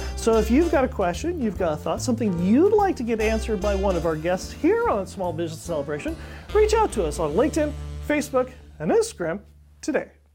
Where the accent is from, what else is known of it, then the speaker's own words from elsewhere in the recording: Ridgecrest, California, United States; now in San Joaquin Valley, United States; I grew up in Ridgecrest, California